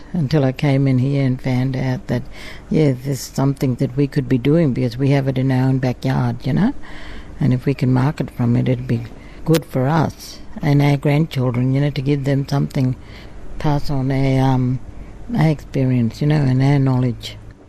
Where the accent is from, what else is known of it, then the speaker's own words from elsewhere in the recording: Yarrabah, Queensland, Australia; I'm part of the Stolen Generation, but I'm from Yarrabah.